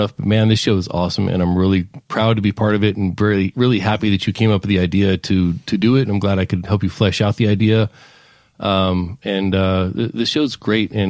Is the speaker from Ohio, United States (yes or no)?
no; Palmdale, California, United States; now in Alaska, United States; when I was growing up in Palmdale, California